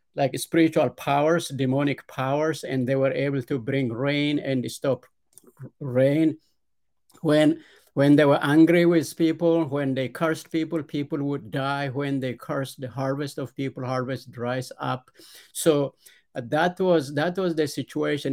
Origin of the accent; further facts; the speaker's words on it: Ethiopia; Yes, I was born and raised in Ethiopia. It's a, a very poor, uh, rural village in, uh, southern central part of Ethiopia.